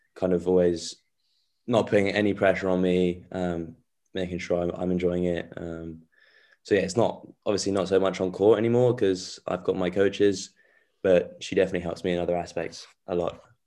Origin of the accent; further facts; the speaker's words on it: England, United Kingdom; also born or lived in France; they, they came here when I was six months old, so I feel very English by now.